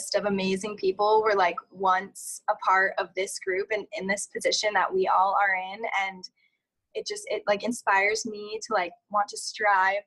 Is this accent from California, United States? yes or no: yes; California, United States; I grew up in California